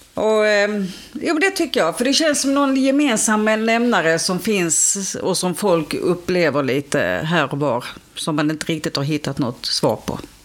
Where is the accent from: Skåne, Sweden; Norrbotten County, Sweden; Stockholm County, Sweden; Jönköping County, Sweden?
Skåne, Sweden; Ängelholm; Jag kommer ju från Ängelholm